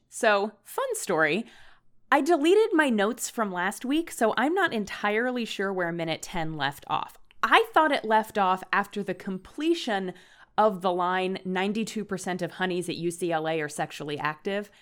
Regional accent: Northern Virginia, United States; growing up in Northern Virginia

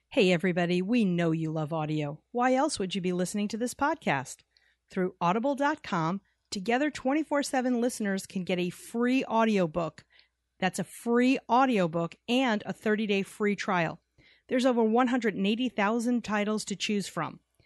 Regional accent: New York City, New York, United States; now in Phoenix, United States; Barry and I grew up in New York City

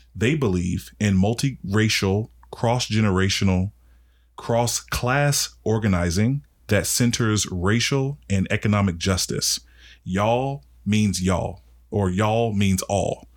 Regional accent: Washington, District of Columbia, United States; I'm from Northwest D C. Like, I didn't grow up with much

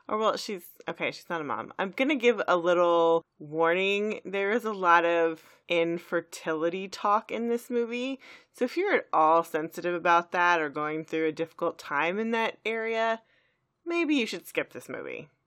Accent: Texas, United States; We're from Texas

